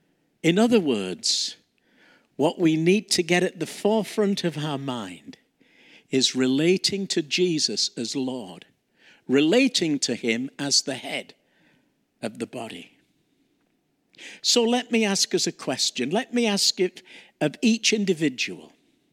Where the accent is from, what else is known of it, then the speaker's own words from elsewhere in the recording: Yorkshire and the Humber, United Kingdom; Hudson Taylor, who actually was born and brought up in the same city I grew up in Yorkshire, in England